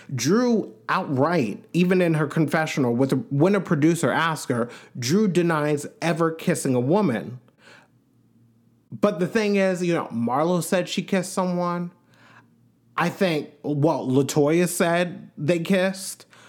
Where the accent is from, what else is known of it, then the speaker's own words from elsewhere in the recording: Long Island, New York, United States; I'm from Long Island, which the Hamps are, the Hamptons are on Long Island, but I'm like, where I grew up is like probably two, two and a half hours from the Hamptons, honestly.